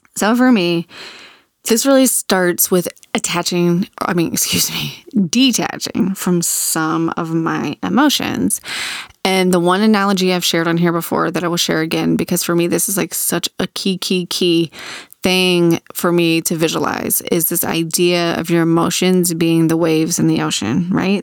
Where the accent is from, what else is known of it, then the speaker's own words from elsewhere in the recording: Virginia Beach, Virginia, United States; 'Cause I grew up in Virginia Beach. I grew up on the ocean.